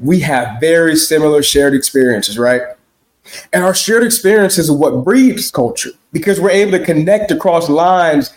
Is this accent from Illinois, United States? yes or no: yes; Chicago, Illinois, United States; I am a nigger from Chicago